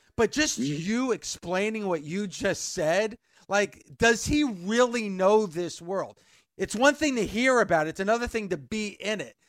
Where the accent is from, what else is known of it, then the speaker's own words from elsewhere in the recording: Bergen County, New Jersey, United States; now in Vernon, United States; I'm a Jersey guy. I've lived in Jersey my entire life.